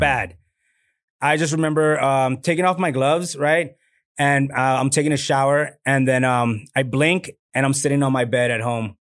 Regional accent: Laredo, Texas, United States; moved away as an adult; now in Austin, United States; my hometown, Laredo

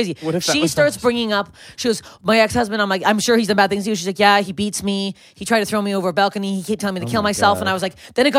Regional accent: Toronto, Ontario, Canada; now in Los Angeles, United States; I'm from Toronto, and there's like dive bars everywhere.

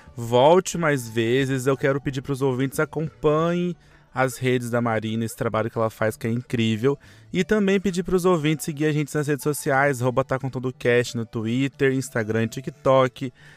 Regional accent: São José dos Campos, São Paulo, Brazil; now in São Paulo, Brazil; Eu, por exemplo, sou de São José dos Campos

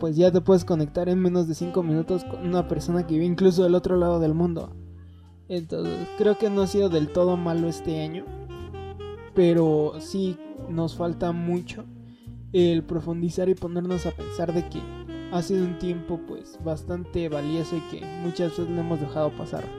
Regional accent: State of Mexico, Mexico; nosotros que somos del Estado de México

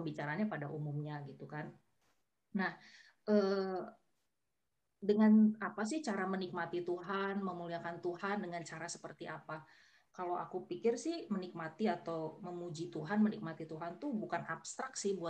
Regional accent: North Sumatra, Indonesia; ya aku orang Batak gitu

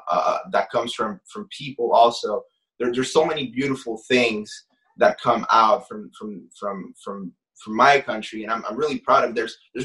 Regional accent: Canada; You're growing up in Canada, and like obviously she wanted me to pick up certain things from the culture.

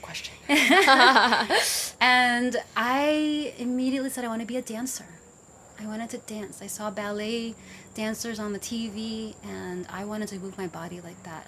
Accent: New York City, New York, United States; also born or lived in Vietnam; I grew up in the Bronx.

